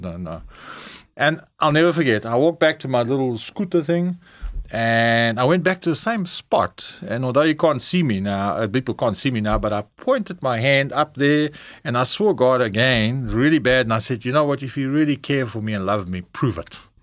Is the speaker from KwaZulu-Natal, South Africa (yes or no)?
yes; Durban, KwaZulu-Natal, South Africa; also born or lived in Cape Town, South Africa; in Durban, uh, where I grew up, I'm Cape Townian, uh, born there in, um, Karl Bremer, hulle sê